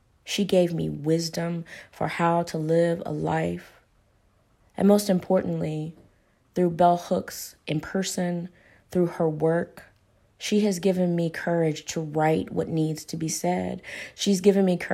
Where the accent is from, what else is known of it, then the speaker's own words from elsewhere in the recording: Paducah, Kentucky, United States; now in Lexington, United States; I'm originally from Paducah, Kentucky, which is about an hour away from Hopkinsville, Kentucky